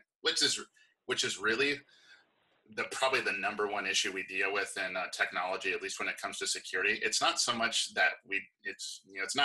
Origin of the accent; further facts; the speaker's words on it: Hawaii, United States; I'm from Hawaii, and it's a very fighting culture. And I grew up kickboxing